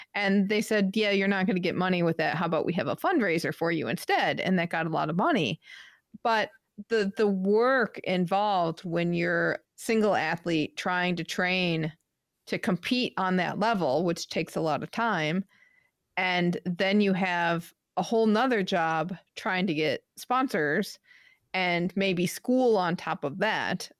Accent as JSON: {"language": "English", "region": "Midwest", "country": "United States", "tie": "born or raised there", "also_born_or_lived": "New England", "moved": "yes", "said": "growing up in the Midwest"}